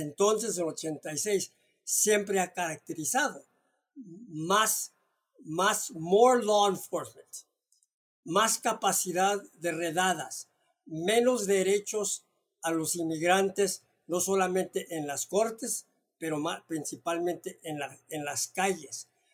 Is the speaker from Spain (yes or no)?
no; Mexico; now in United States; como mexicano que tengo la doble nacionalidad